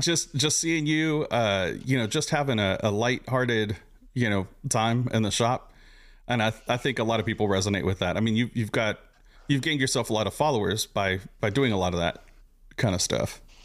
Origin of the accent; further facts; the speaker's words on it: Southern California, United States; now in Houston, United States; I'm originally from SoCal